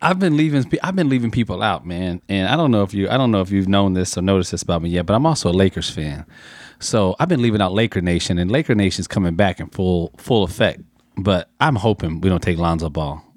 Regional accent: San Antonio, Texas, United States; I grew up in San Antonio

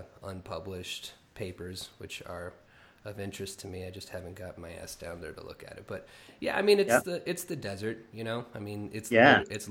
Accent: Oklahoma, United States; moved away; also born or lived in Portland, Oregon; I grew up in Oklahoma, so I grew up, you know, with great wide open plains and big sky

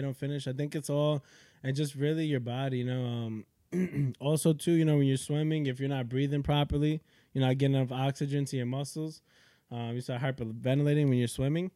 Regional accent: Yonkers, New York, United States; also born or lived in Manhattan, New York / The Bronx, New York; I was born in Manhattan, Columbia Presbyterian. Uh, yeah. yep. I was born in Columbia Presbyterian. I lived in the Bronx, probably like when I was very young. Um, me, my pops, and my mom's, and then uh, moved to Yonkers I would say probably like when I was like three or four years old.

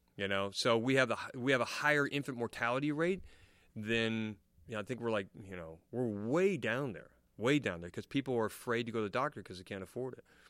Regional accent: United States; now in England, United Kingdom; I'm American

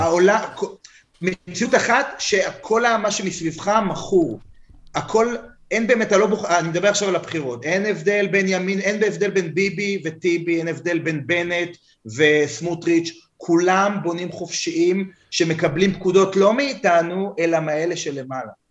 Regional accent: United States; אני אמריקאי. לא הצבעתי, אבל אני אמריקאי

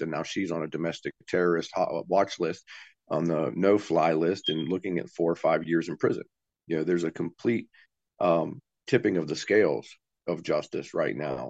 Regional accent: West Virginia, United States; I'm not from Alabama. I'm, I'm a West Virginia boy through and through, born and raised.

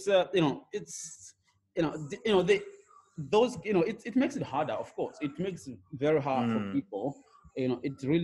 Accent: Gokwe, Midlands, Zimbabwe; also born or lived in Hwange, Zimbabwe; we moved to the rural areas in a place called Gokwe, in the Midlands. And, you know, I grew up herding cattle

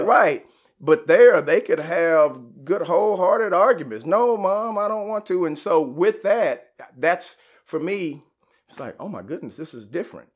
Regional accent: Garland, Texas, United States; Garland, growing up

